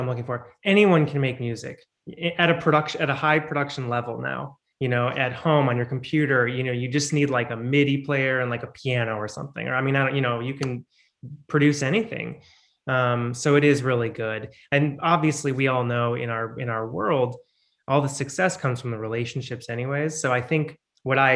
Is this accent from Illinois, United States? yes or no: yes; Chicago, Illinois, United States; I was born in Chicago in a suburb. And in Illinois, their music programs start in fourth grade.